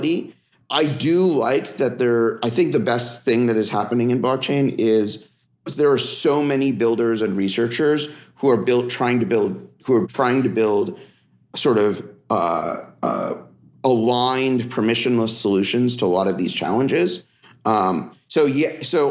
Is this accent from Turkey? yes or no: no; Silicon Valley, California, United States; also born or lived in Philadelphia; grew up in the Silicon Valley